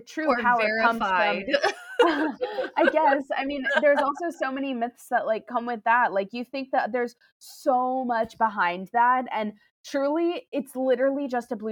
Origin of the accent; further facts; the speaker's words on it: New York City, New York, United States; I'm a New Yorker, born and raised here